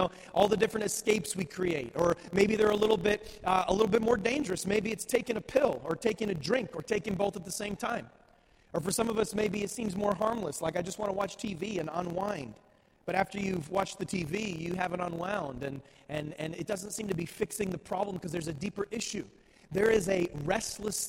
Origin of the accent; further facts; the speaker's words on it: New England, United States; I grew up in New England